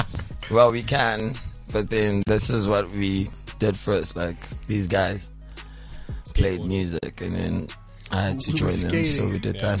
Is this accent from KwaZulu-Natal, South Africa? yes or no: no; Johannesburg, Gauteng, South Africa; I'm from Protea North.